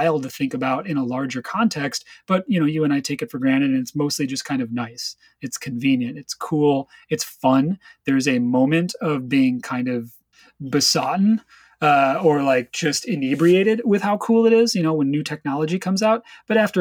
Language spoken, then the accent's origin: English; Chicago, Illinois, United States; moved away; also born or lived in West Coast; I'm originally from Chicago, and in Chicago, in the music scene that I participated